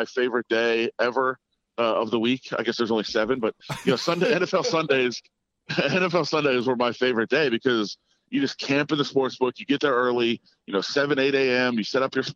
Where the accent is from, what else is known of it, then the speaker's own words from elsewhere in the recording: Ann Arbor, Michigan, United States; I'm from Ann Arbor. That's my roots